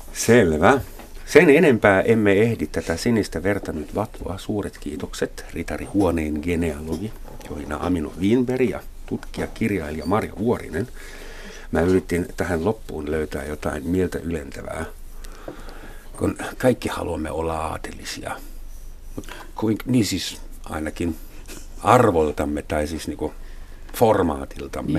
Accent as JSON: {"language": "Finnish", "country": "Germany", "moved": "yes", "lives_now": "Finland", "said": "mä saksalaisena"}